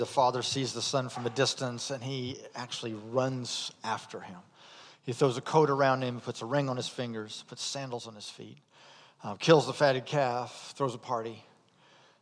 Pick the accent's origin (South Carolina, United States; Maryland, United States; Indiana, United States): Indiana, United States; moved away as an adult; I'm from Indiana